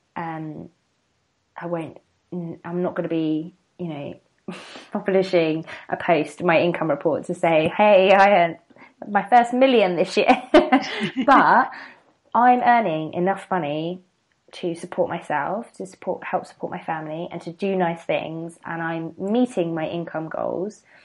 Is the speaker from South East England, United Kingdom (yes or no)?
yes; the seaside in Kent, South East England, United Kingdom; moved away as an adult; also born or lived in London; I'm from um, the seaside um, in Kent.